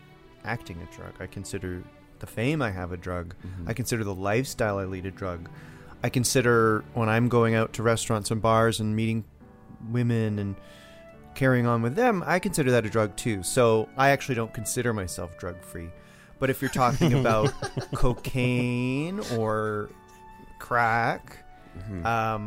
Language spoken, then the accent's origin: English; Nova Scotia, Canada; Growing up in Nova Scotia, the whole horny seal thing, I got a bit of a name for myself out there in the East Coast as a child